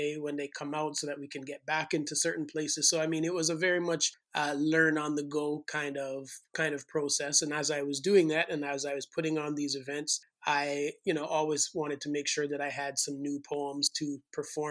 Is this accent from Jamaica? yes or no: yes; Jamaica; moved away; also born or lived in St. Thomas, Jamaica; growing up in Jamaica